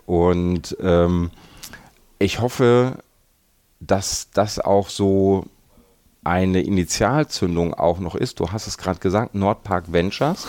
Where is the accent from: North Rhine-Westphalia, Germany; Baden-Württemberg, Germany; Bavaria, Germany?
North Rhine-Westphalia, Germany; als Westfale habe ich seit meiner Kindheit das Wort Strukturwandel gehört